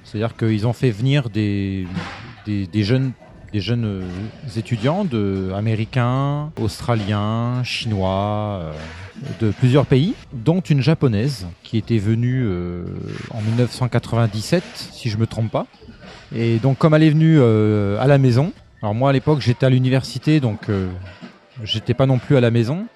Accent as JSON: {"language": "French", "town": "Montargis", "region": "Centre-Val de Loire", "country": "France", "also_born_or_lived": "Paris", "moved": "as an adult", "said": "je suis de, je suis de Montargis, pas très loin de donc Orléans, Loiret, 45"}